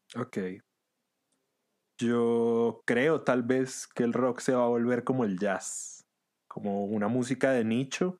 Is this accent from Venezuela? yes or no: yes; Venezuela; moved away; yo nací y crecí en Venezuela